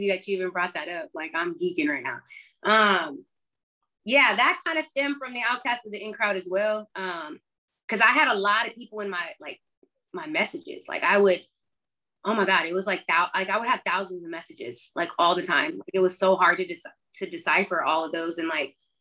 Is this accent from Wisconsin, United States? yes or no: no; Austin, Texas, United States; growing up in Austin